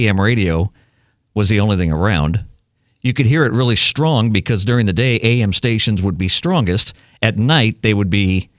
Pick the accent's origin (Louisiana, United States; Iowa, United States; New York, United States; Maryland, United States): New York, United States; Syracuse; But I would hear him growing up in Syracuse, New York.